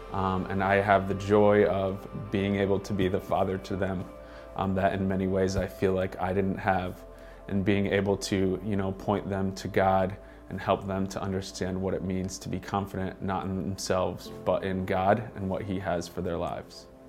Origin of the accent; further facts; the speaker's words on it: Stratford, Connecticut, United States; I grew up in Stratford, Connecticut